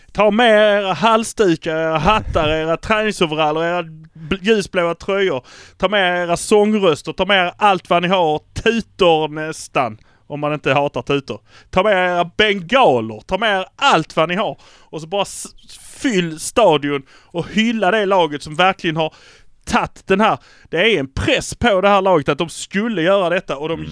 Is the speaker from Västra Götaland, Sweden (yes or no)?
no; Malmö, Skåne, Sweden; vi är från Malmö